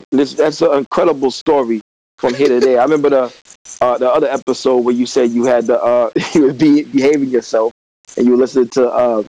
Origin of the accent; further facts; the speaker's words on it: De Soto, Missouri, United States; moved away; also born or lived in Louisville, Kentucky; I was born in Louisville, Kentucky. You know what I'm saying? I was raised in a small town, population of 5,000, DeSoto, Missouri. My father's a pastor.